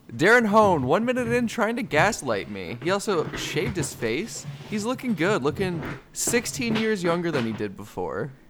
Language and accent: English; United States; I'm an American